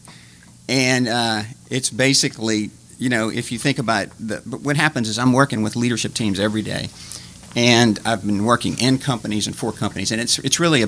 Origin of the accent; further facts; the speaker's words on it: Baton Rouge, Louisiana, United States; originally from Baton Rouge, when I was, my mom passed away when I was two